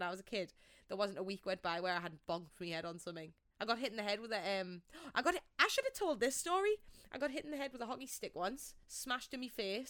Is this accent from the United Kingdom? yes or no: yes; England, United Kingdom; Yeah, I don't want to sit here and be like … I'm from England, you know, like that's boring.